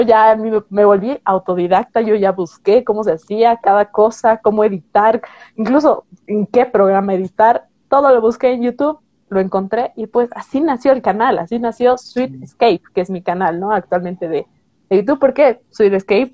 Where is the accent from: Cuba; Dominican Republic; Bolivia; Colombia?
Bolivia; soy una chica boliviana de, 27 años